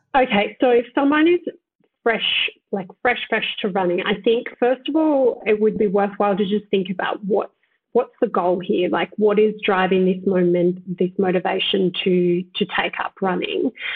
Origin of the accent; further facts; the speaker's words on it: Southern Highlands, New South Wales, Australia; I grew up in Southern Highlands in cooler climates.